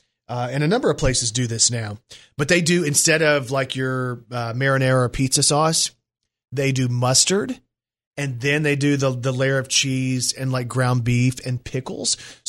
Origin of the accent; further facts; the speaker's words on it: Brooklyn, New York, United States; I'm from Brooklyn, New York.